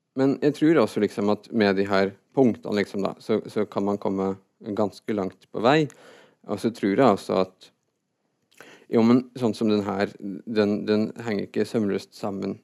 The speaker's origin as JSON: {"language": "Norwegian", "town": "Fredrikstad", "region": "Østfold", "country": "Norway", "tie": "born or raised there", "also_born_or_lived": "Trøndelag", "said": "jeg er født i Trøndelag, og så flytta jeg fra når jeg var seks, til Fredrikstad"}